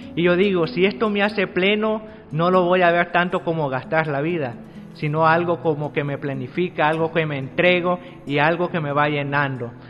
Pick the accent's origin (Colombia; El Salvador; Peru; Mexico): El Salvador; soy del Salvador